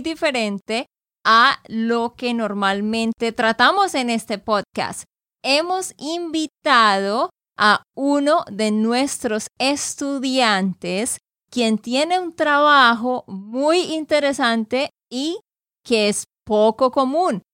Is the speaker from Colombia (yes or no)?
yes; Santander, Colombia; de Santander, Colombia